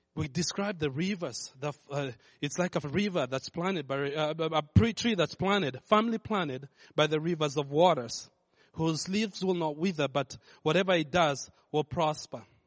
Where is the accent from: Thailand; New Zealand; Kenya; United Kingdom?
Kenya; moved away; I grew up in Kenya